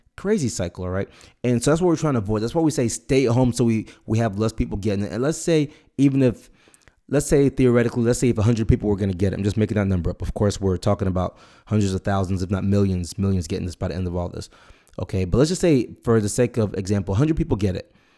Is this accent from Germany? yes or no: no; Nigeria; now in United States; I was born in Nigeria.